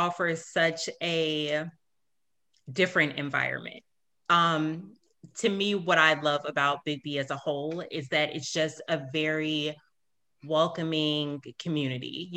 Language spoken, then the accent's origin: English; South Suburbs, Illinois, United States; now in St. Charles, United States; I'm originally from, Illinois. I'm from the South Suburbs